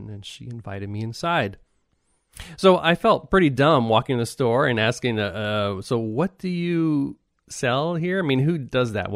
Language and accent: English; United States; now in Japan; as an American